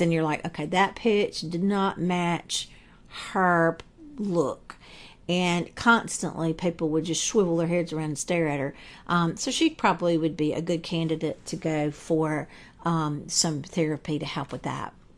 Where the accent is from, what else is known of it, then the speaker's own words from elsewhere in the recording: the South, United States; accent: Southern; I'm from the South, as you can probably tell from my voice